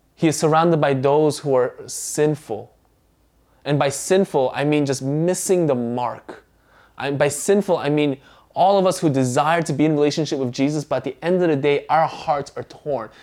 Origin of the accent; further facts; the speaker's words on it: United States; first language Korean; English is a second language; Although I was born in the States, uh, my mom nor my grandparents knew how to speak English. So, at home, we spoke Korean